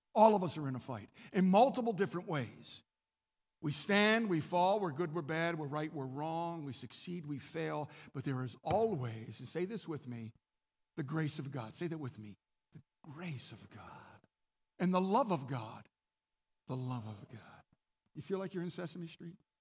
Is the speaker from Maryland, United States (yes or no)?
yes; Maryland, United States; I'm from Maryland.